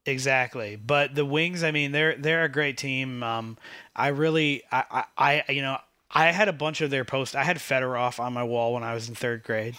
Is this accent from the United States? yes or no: yes; Michigan, United States; moved away; I was originally from Michigan